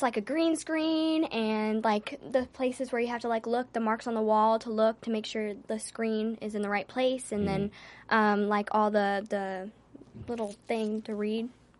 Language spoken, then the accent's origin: English; Dallas, Texas, United States; Well, I'm from Texas.